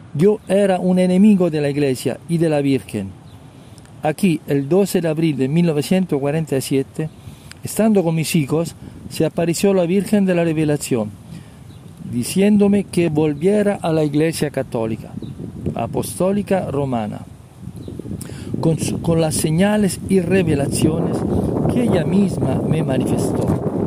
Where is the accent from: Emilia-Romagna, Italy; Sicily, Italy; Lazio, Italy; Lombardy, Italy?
Lazio, Italy; Rome; Spanish is a second language; yo soy de Roma